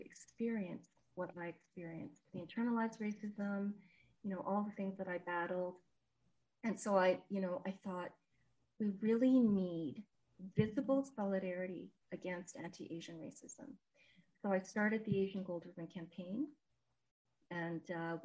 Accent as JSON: {"language": "English", "town": "Montreal", "region": "Quebec", "country": "Canada", "tie": "born or raised there", "moved": "yes", "lives_now": "Edmonton, Canada", "said": "I was born in Montreal, grew up in Montreal, and now in Edmonton"}